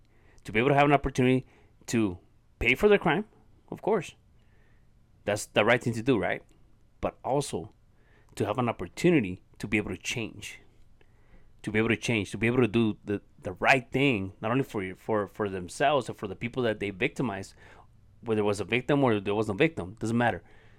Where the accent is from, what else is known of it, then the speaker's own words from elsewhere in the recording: Ciudad Juarez, Chihuahua, Mexico; English is a second language; where I grew up here in Ciudad Juarez, Mexico. And I grew up in an environment that taught me how to become a violent person